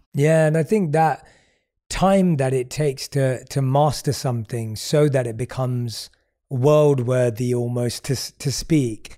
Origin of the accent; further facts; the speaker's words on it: London, United Kingdom; as a young kid growing up in London